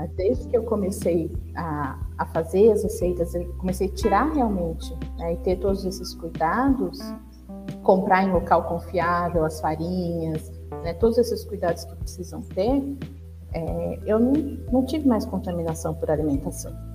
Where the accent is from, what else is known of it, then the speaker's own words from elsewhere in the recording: São Paulo, Brazil; sou aqui de São Paulo, né? eu moro no Jaraguá